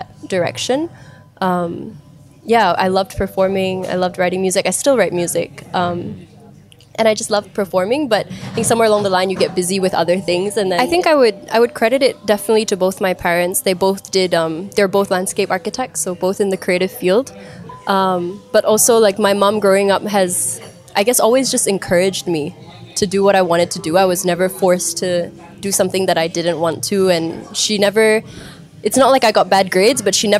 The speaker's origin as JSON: {"language": "English", "country": "Malaysia", "tie": "born or raised there", "said": "I'm Malaysian because that's where I was born, that's where I was bred."}